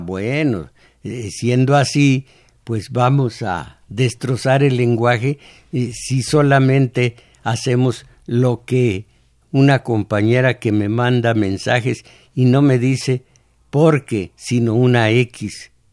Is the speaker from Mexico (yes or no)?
yes; Mexico; esos somos los mexicanos, el pueblo inocente